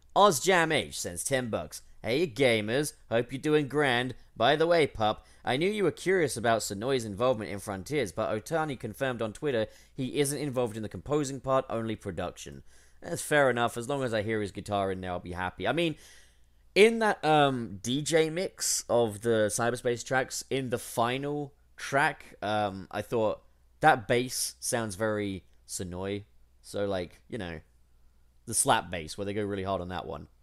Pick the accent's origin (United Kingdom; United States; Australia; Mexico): United Kingdom